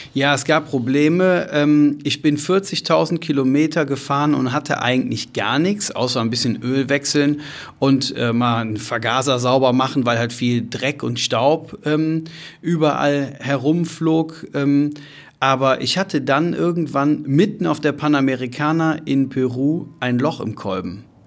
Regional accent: Germany; Da war die Antwort, ich Deutschland

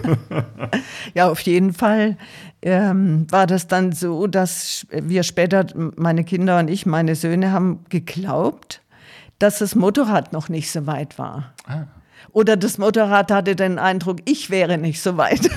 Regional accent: Tuttlingen, Baden-Württemberg, Germany; Ich komme aus Süddeutschland, aus Baden-Württemberg, bin am Rande der Schwäbischen Alb in Tuttlingen aufgewachsen

